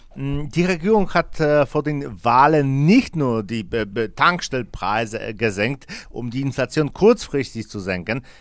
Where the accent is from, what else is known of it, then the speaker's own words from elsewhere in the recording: Poland; In unserem Land